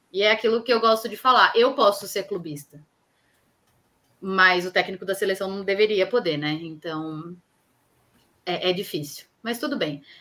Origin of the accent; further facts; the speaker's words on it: São Paulo, Brazil; eu eu sou daqui da Zona Oeste